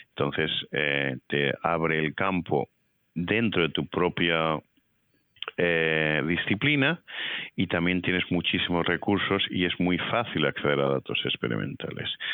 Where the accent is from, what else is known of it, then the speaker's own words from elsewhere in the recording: Madrid, Community of Madrid, Spain; moved away as an adult; also born or lived in Toledo / Seville / Baltimore / Geneva; now in Indiana, United States; yo nací en Toledo, eh, mi familia es del sur de España, de Sevilla, pero yo me crié en Madrid